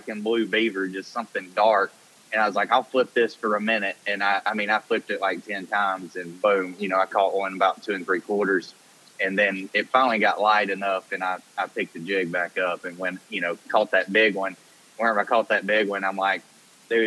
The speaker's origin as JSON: {"language": "English", "region": "Alabama", "country": "United States", "tie": "born or raised there", "moved": "as an adult", "lives_now": "Tennessee, United States", "said": "I grew up on the Coosa River"}